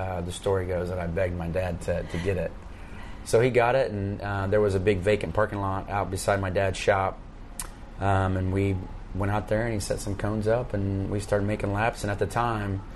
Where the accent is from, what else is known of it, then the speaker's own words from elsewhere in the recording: Bixby, Oklahoma, United States; also born or lived in Tulsa, Oklahoma; I grew up around the Tulsa area. Was born in Tulsa. Grew up in a little town by the name of Bixby, which is just south of Tulsa, a little suburb